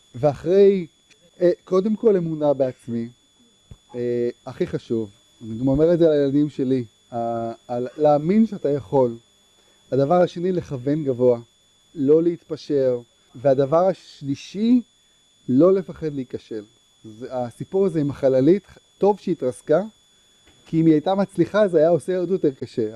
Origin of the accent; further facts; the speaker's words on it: Herzliya, Tel Aviv District, Israel; גדלתי בהרצליה